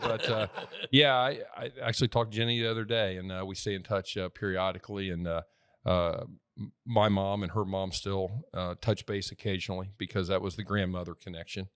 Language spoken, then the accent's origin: English; Middletown, Indiana, United States; moved away as an adult; also born or lived in Virginia; now in Nashville, United States; A little small town called Middletown, which is, uh, about thirty miles northeast of Indianapolis by Anderson and Muncie and Newcastle and, and, uh, yeah, grew up there